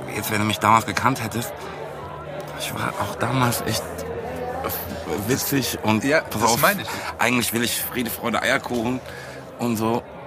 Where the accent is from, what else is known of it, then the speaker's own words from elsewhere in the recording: Frankfurt am Main, Hesse, Germany; als Frankfurter zum einen, aber auch sozusagen mit Rap aufgewachsen